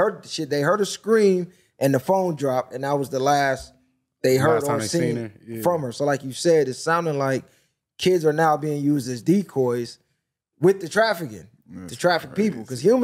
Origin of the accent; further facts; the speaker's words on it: Long Beach, California, United States; because I'm from Long Beach, born and raised.